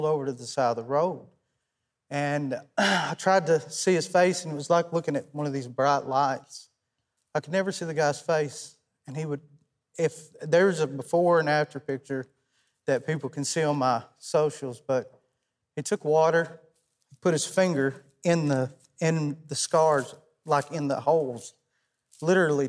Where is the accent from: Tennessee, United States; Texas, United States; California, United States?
Tennessee, United States; South Pittsburg; South Pittsburgh, Tennessee, April the 24th at 1:30.